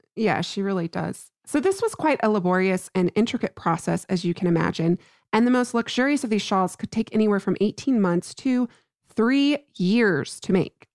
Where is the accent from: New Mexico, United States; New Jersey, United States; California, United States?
New Mexico, United States; my home state of New Mexico